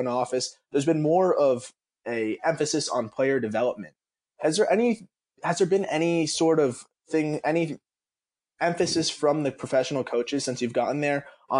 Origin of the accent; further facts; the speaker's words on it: South Florida, United States; I grew up in South Florida.